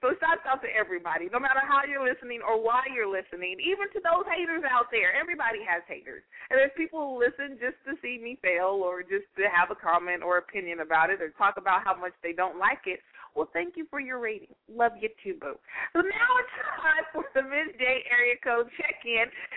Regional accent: United States; my country, my home country, the U.S. of A.

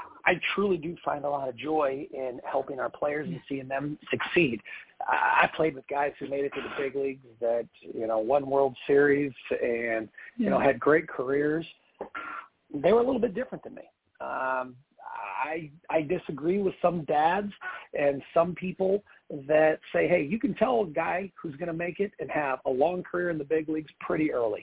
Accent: Houston, Texas, United States; moved away as an adult; also born or lived in Michigan / Macon, Georgia / Orlando, Florida; I was born in Michigan, as I said. Then I was raised in Houston, Texas

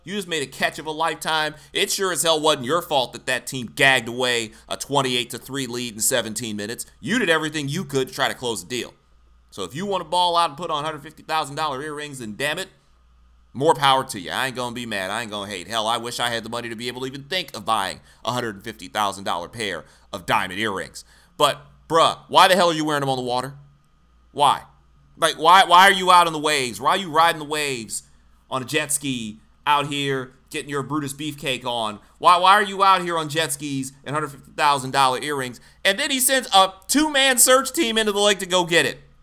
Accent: Michigan, United States; now in Philadelphia, United States; I grew up in Michigan

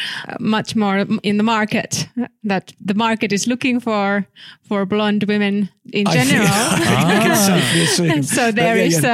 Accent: Tampere, Pirkanmaa, Finland; I'm from Tampere.

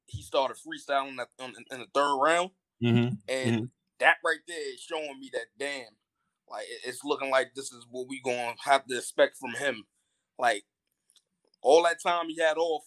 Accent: New York City, New York, United States; I'm from Harlem

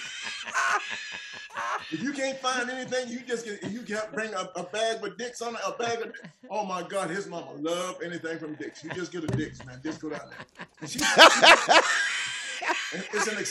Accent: Atlanta, Georgia, United States; when I grew up in Atlanta, Georgia

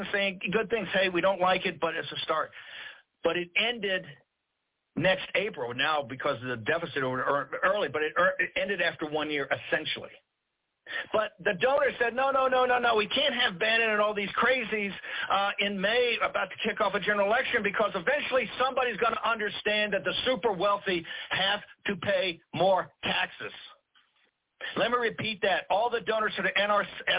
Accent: the South, United States; I'm a Southerner

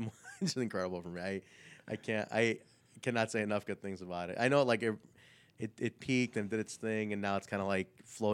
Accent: Pakistan; So I'm Pakistani, so like in so India, in that area where they were taping, it's a similar language.

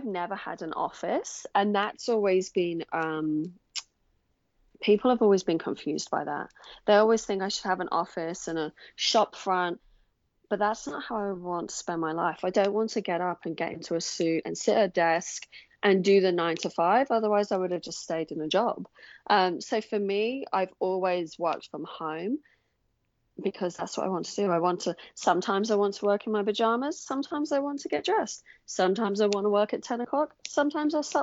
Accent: England, United Kingdom; moved away as an adult; now in Australia; I'm originally from England, and I moved to Australia in 2007

